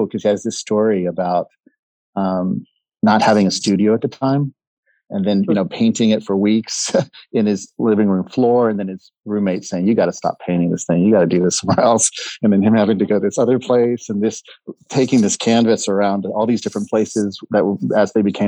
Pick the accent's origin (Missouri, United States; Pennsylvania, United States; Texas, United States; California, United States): Texas, United States; McAllen; moved away as an adult; also born or lived in Seattle; I was born in McAllen, Texas. And the hospital where I was born is probably 3 miles from the Mexican border